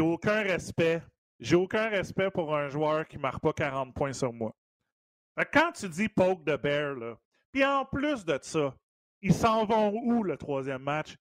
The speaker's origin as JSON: {"language": "French", "town": "Montreal", "region": "Quebec", "country": "Canada", "tie": "born or raised there", "said": "dans ma cour d'école à côté de chez nous à Verdun"}